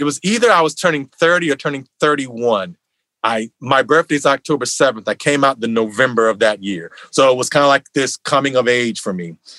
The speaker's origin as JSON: {"language": "English", "region": "Virginia", "country": "United States", "tie": "born or raised there", "also_born_or_lived": "New York", "moved": "as an adult", "lives_now": "Los Angeles, United States"}